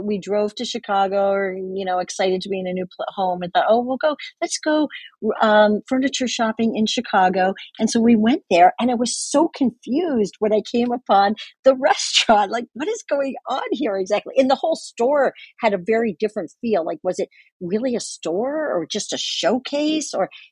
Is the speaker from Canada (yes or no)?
yes; Canada; now in Ann Arbor, United States; I'm Canadian